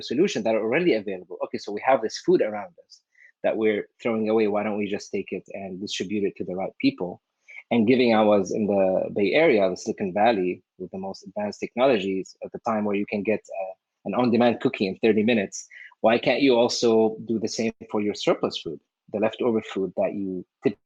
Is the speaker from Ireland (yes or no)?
no; Syria; moved away as an adult; now in United States; I came from the Middle East, specifically from Syria, to the U.S.